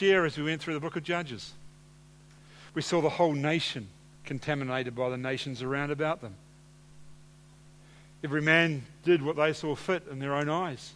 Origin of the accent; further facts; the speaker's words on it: Hawke's Bay, New Zealand; moved away; I grew up in Hawke's Bay